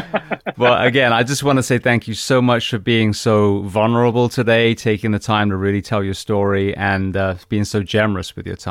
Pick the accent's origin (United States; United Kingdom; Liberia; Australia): United Kingdom; Yes, and on the 21st we'll be back in London. I've never entered my home country